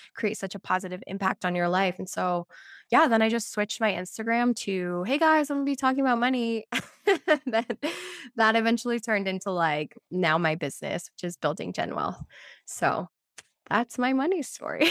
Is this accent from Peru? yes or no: yes; Lima, Peru; moved away; I was born in Lima, Peru